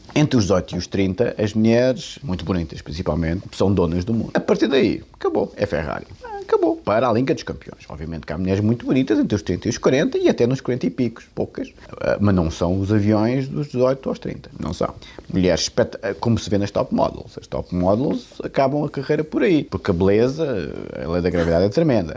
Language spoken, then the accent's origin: Portuguese; Portugal; eu sou português de gema